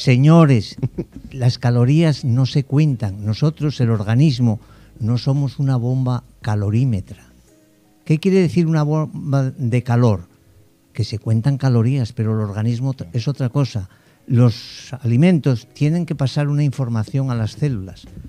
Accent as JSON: {"language": "Spanish", "country": "Spain", "moved": "as an adult", "lives_now": "Dominican Republic", "said": "soy español"}